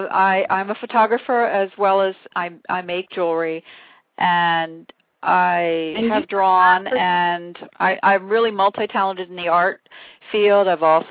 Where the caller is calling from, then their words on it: Pennsylvania, United States; I'm calling from Pennsylvania.